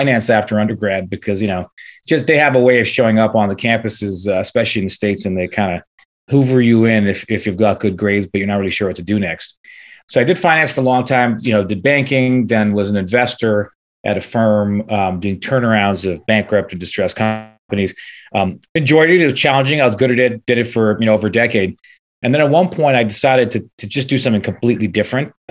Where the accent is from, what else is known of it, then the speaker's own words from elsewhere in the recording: Toronto, Ontario, Canada; also born or lived in New York / California; I was born and raised in Toronto, Canada.